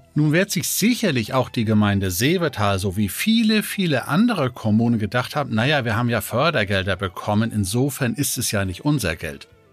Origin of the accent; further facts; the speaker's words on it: Denmark; now in Germany; gebürtiger Däne